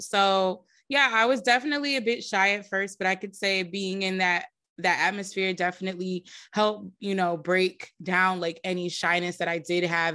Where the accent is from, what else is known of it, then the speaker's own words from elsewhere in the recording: New Jersey, United States; growing up in Jersey was fun.